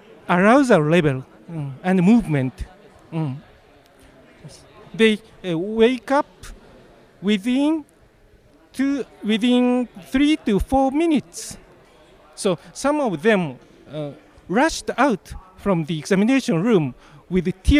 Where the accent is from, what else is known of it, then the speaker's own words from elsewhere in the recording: Japan; I'm from Japan